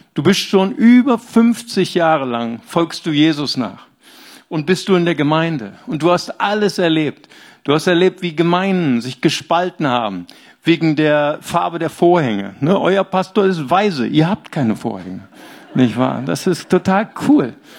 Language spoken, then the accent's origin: German; Bonn, North Rhine-Westphalia, Germany; Ich komme ja aus dem, aus Bonn.